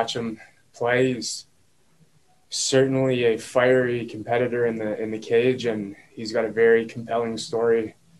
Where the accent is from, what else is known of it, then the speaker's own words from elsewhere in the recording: Toronto, Ontario, Canada; I'm not quite from Scarborough. I grew up right on the border